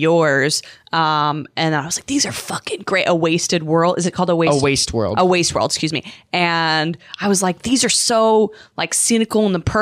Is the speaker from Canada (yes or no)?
yes; Canada; moved away; I'm from Canada